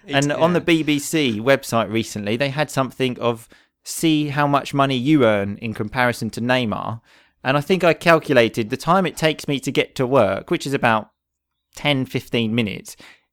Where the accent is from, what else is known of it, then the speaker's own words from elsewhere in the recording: England, United Kingdom; Especially stuff related to England, because obviously we are both English.